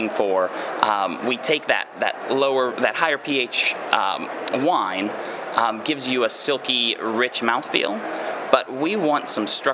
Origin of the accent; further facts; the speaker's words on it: Pendleton, Oregon, United States; moved away as an adult; now in Walla Walla, United States; I had moved back to my hometown of Pendleton, Oregon